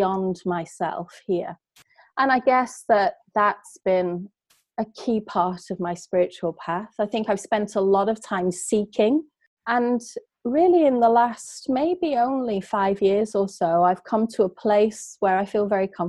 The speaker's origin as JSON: {"language": "English", "region": "England", "country": "United Kingdom", "tie": "born or raised there", "said": "I was brought up in England"}